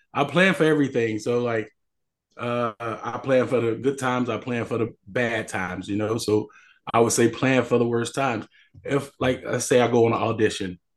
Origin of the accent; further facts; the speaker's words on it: Chicago, Illinois, United States; moved away; I'm from Chicago, the south side of Chicago. I went to high school there